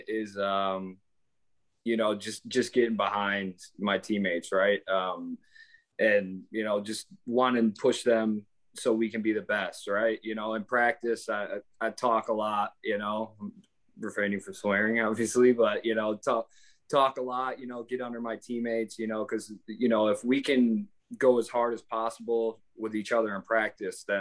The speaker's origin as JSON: {"language": "English", "town": "Chicago", "region": "Illinois", "country": "United States", "moved": "yes", "said": "I'm from Chicago"}